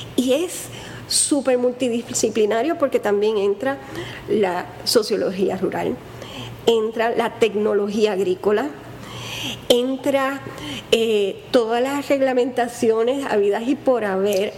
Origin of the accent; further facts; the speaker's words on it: Puerto Rico; soy bien boricua